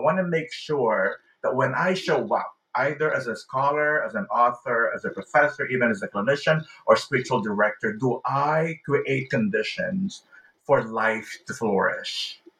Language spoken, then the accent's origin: English; Philippines; also born or lived in California, United States; the way I felt growing up in the Philippines, or the way I felt when I was attending church in California